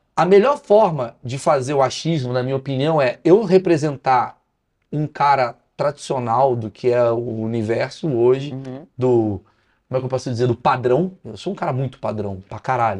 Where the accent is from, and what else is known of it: Brazil